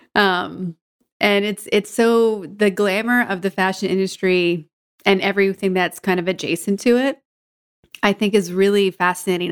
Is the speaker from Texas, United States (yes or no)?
no; Georgetown, Massachusetts, United States; I grew up north of Boston in Georgetown